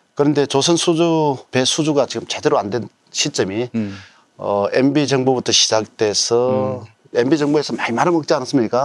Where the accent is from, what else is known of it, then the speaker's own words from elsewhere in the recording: Geoje, South Gyeongsang, South Korea; moved away; also born or lived in Seoul; 저도 거제 면입니다.